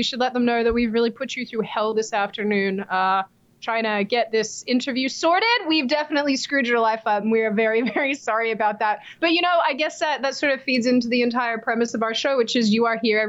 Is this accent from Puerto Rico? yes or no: no; Australia; moved away; I look at my home country